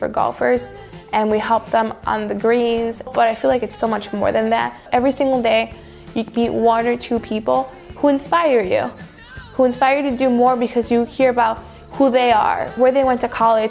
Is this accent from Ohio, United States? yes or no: no; Chicago, Illinois, United States; I grew up in the Gage Park area in Chicago. It was very unsafe.